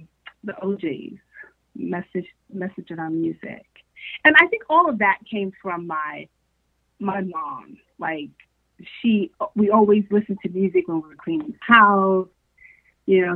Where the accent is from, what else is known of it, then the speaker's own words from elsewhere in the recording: Newark, New Jersey, United States; also born or lived in Detroit, Michigan; I am originally from Newark, New Jersey. From Newark, and I split, let's say, high school, my school years between New Jersey and Detroit, Michigan